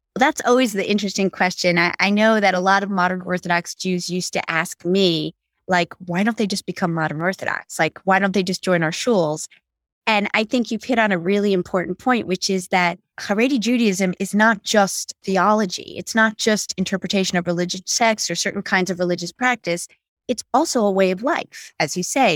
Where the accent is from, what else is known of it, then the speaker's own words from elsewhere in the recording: New York City, New York, United States; I grew up on the Upper West Side of Manhattan